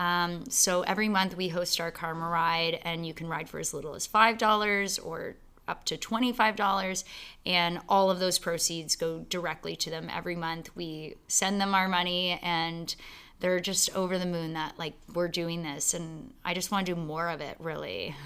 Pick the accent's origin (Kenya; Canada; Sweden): Canada; London, Ontario; also born or lived in Calgary / Waterloo / Toronto; I was born in Calgary, but I grew up in London.